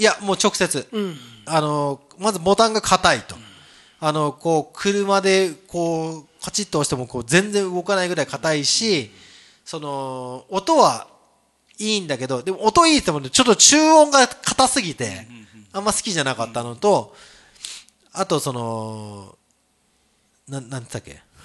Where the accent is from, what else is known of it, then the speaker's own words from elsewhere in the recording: Kagoshima, Japan; also born or lived in Tokyo; now in Toyooka, Japan; 僕は東京から鹿児島の地元に帰った